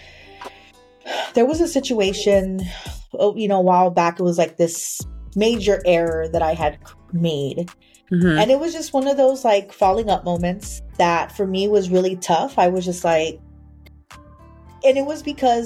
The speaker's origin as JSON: {"language": "English", "town": "San Antonio", "region": "Texas", "country": "United States", "tie": "born or raised there", "also_born_or_lived": "Austin", "said": "I grew up in Austin, even though I was born and raised in San Antonio."}